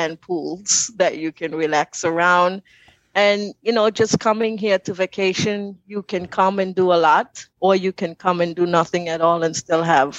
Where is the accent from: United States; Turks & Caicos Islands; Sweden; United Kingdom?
Turks & Caicos Islands; Grand Turk; moved away as an adult; now in Providenciales, Turks and Caicos; I'm actually from the beautiful islands of Turks and Caicos. I was born and raised in Grand Turk, and about 25 years ago I moved to this island, which is Providence Islands.